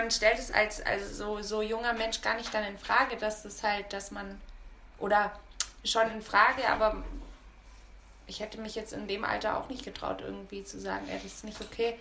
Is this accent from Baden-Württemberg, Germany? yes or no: yes; Lake Constance, Baden-Württemberg, Germany; accent: Alemannic; moved away as an adult; eigentlich komme ich vom Bodensee, bin dort 20 Jahre aufgewachsen und spreche Alemannisch